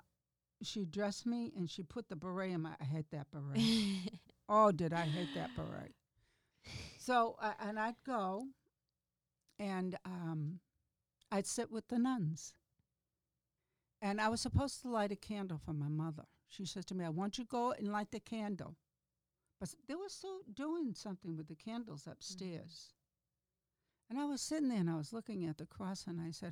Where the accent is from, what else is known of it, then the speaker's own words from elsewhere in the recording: Gloucester, Massachusetts, United States; I grew up in Gloucester, Massachusetts